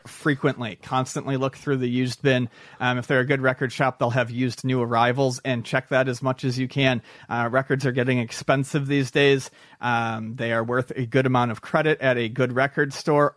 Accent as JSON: {"language": "English", "town": "Buffalo", "region": "New York", "country": "United States", "tie": "born or raised there", "said": "growing up in Buffalo, I went to Canada's Wonderland a lot"}